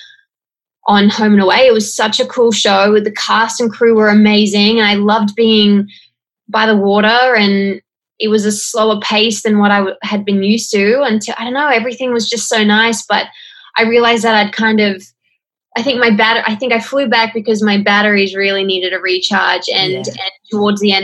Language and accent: English; Australia; accent: Australian; moved away as an adult; now in Los Angeles, United States; I was Australian. I had my accent